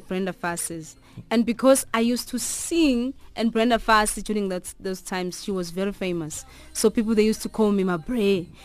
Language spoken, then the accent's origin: English; South Africa; as a South African musician